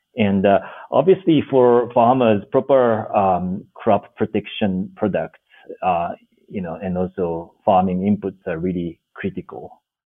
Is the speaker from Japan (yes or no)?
yes; Japan; moved away as an adult; also born or lived in Washington D.C., United States / Senegal; now in Nairobi, Kenya; so I'm originally from Japan, uh, born and grew up grew up on rural rice farm